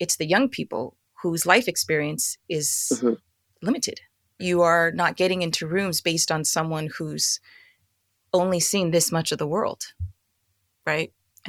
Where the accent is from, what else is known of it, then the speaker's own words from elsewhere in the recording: Philippines; I'm Filipino.